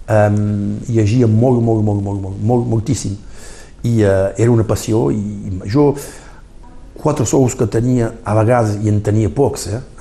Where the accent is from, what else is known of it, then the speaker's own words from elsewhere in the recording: Argelès-sur-Mer, Occitania, France; per comprendre que quan ets d'aquest poble, com jo sóc d'aquest poble, queda sempre d'aquest poble. Avui sóc Batlle d'Argelès, és una, és una vila que que estimo molt, molt, molt, molt bé